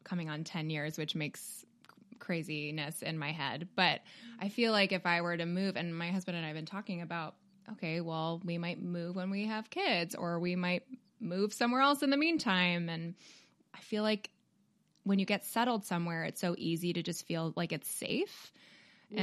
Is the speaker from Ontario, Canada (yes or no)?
yes; Toronto, Ontario, Canada; moved away; I'm from Toronto originally